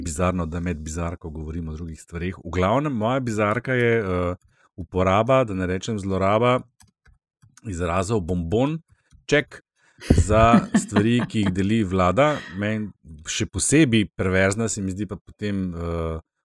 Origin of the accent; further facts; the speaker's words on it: Slovenia; Slovenci smo se v polpretekli zgodovini večkrat izkazali kot ljubitelji uh, sodelovanja